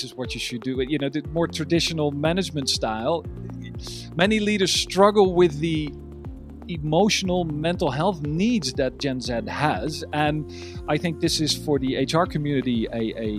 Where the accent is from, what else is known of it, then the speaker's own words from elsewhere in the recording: Amsterdam, North Holland, Netherlands; English is a second language; I am from Amsterdam, the Netherlands